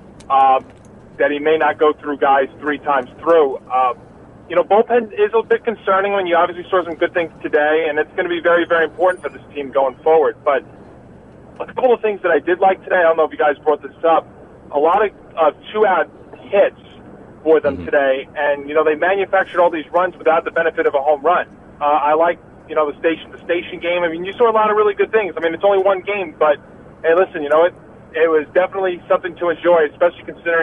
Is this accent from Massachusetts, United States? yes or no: no; New York, United States; I'm a New Yorker